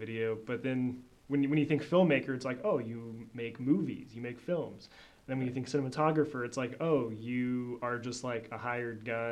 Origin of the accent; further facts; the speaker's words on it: Des Moines, Iowa, United States; moved away as an adult; now in Joplin, United States; I'm from Des Moines, Iowa. And so kind of growing up there, and then I moved to Joplin in 2016 to go to school